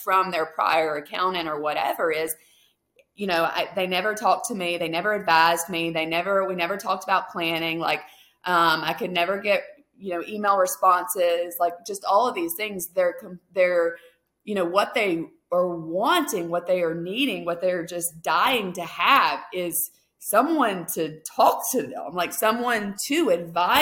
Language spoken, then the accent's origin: English; Mississippi, United States; now in Alaska, United States; I'm originally from Mississippi